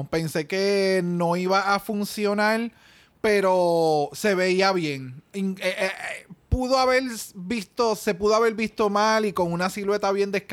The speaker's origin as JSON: {"language": "Spanish", "country": "Mexico", "said": "porque soy mexicana y yo, diablo, mano."}